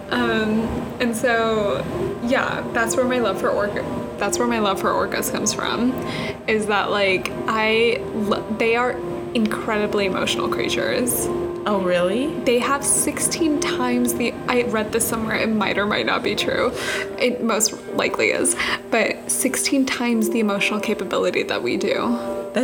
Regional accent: California, United States; I'm from California.

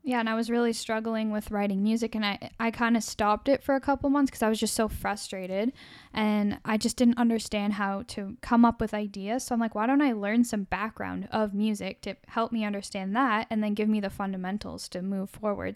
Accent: Canada; as a Canadian

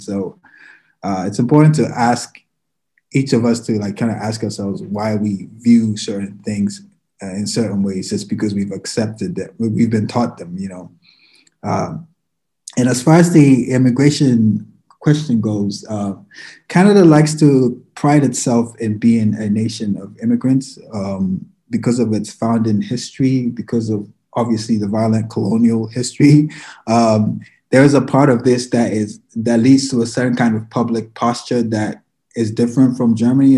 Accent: Ghana; moved away; I'm from Ghana, I'm an immigrant.

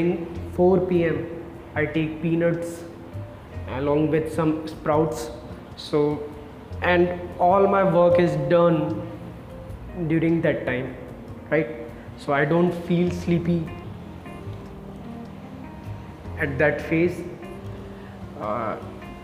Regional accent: India; Being from an Indian family

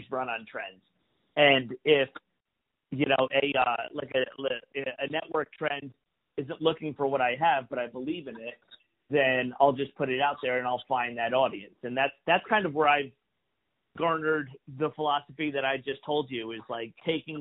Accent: New York, United States; I'm from New York. I started doing comedy in New York

